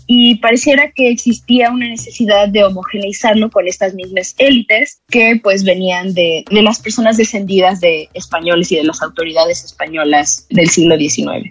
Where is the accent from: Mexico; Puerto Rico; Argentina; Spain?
Mexico; Xalapa, Veracruz; moved away as an adult; also born or lived in Mexico City; yo que soy de Veracruz, no me enteré de la existencia de Yanga como un personaje tan importante de la historia hasta que me fui a estudiar a la UNAM, ¿no? Y eso pues se me hace terrible porque es además una comunidad que está dos horas de aquí de Jalapa, donde yo fui a la escuela